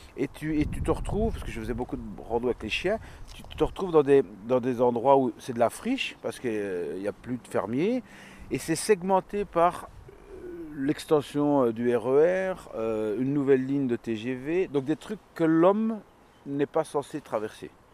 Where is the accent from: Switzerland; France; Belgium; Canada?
Belgium; La Calamine, Wallonia; now in Liège, Belgium; je viens de la campagne, je viens de la Calamine